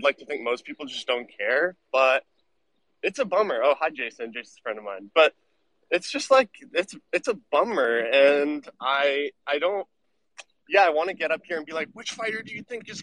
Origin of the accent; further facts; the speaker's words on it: New York, United States; I'm from New York, and I'm from, I'm born and raised here